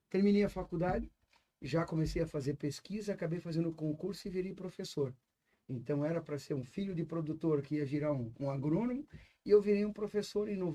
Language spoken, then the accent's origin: Portuguese; Santa Catarina, Brazil; é, sou filho de agricultores, de vim de Santa Catarina. Eu fiz faculdade em Curitiba, fiz agronomia.